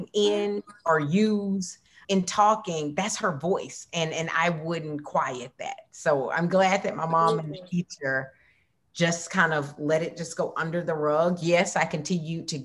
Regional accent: Marianna, Florida, United States; I was born in Marianna, Florida, which is a small town in the panhandle of Florida

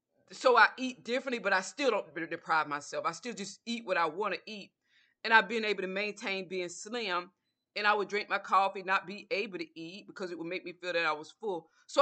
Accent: the South, United States; Breakfast for me, because I'm from the South, I would always have a bowl of grits with butter and salt, a banana.

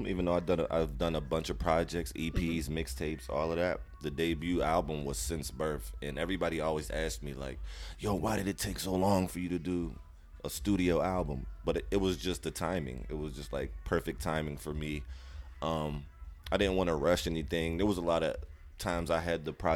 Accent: Pittsburgh, Pennsylvania, United States; I'm from Pittsburgh.

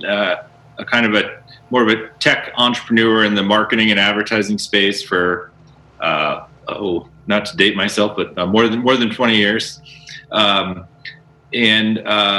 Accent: Northeast Ohio, United States; now in Colorado, United States; I grew up in Northeast Ohio

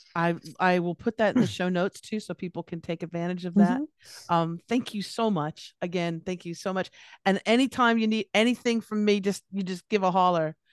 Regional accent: Los Angeles, California, United States; now in Australia; I'm from California, I'm from Los Angeles

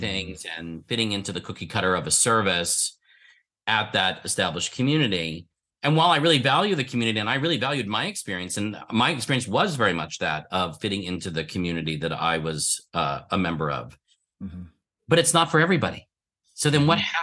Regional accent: Philadelphia, Pennsylvania, United States; I was born in Philadelphia and uh, was raised uh, in what would be considered a conservative Jewish household

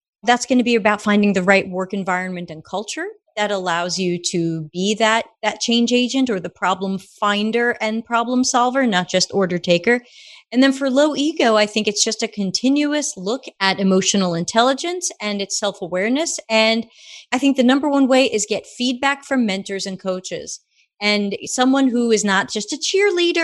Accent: New York, United States; accent: Brooklyn; I grew up in New York

